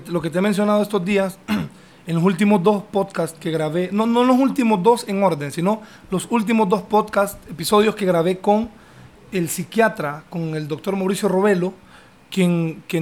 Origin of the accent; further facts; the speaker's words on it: Italy; now in Honduras; Yo soy italiano.